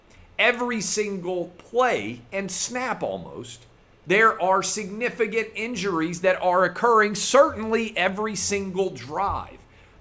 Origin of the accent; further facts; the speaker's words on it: United States; I think this is the most divisive time to live in America in my life